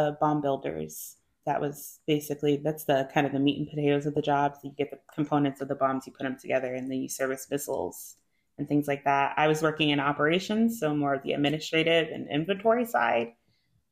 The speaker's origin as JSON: {"language": "English", "region": "New Jersey", "country": "United States", "tie": "born or raised there", "also_born_or_lived": "Utah / South Korea", "moved": "as an adult", "said": "I'm from New Jersey"}